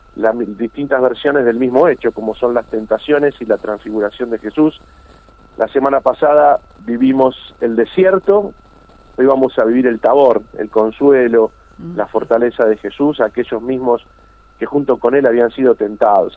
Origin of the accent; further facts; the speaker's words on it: Argentina; Los argentinos tenemos que estar orgullosos